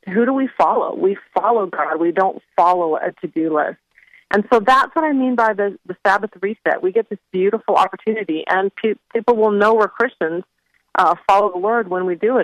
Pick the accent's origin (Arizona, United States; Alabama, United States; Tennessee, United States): Arizona, United States; Phoenix; moved away as an adult; now in North Carolina, United States; I grew up in Phoenix